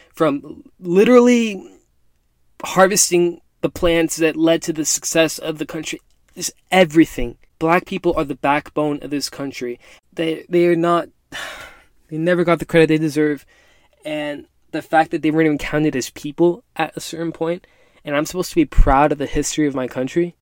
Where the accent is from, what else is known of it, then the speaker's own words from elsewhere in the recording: United States; I'm a first generation Mexican American. Mom and dad both born and raised in Mexico, both immigrated to the US